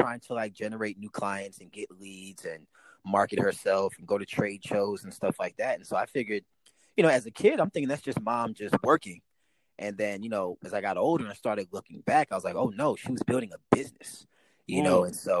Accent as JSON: {"language": "English", "town": "St. Louis", "region": "Missouri", "country": "United States", "tie": "born there", "said": "You know, I was born in St. Louis, Missouri."}